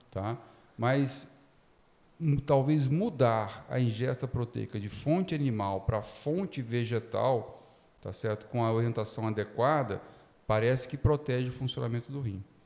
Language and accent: Portuguese; Espírito Santo, Brazil; moved away as an adult; also born or lived in São Paulo; Eu sou formado na Federal do Espírito Santo, onde minha família mora. E na, até o final da faculdade eu jogava voleibol, fui seleção estadual lá na época, juvenil